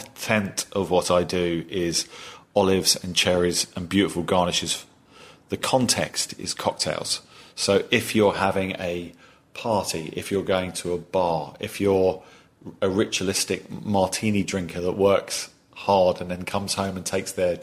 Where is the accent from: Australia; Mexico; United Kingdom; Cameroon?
United Kingdom; England; moved away as an adult; now in United States; you can tell from my accent, I'm not from these parts, right? So in England